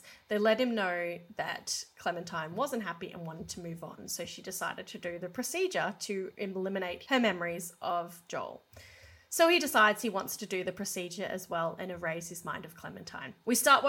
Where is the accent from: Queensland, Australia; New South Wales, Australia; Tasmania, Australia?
Queensland, Australia; Brisbane; Brisbane, which is where I grew up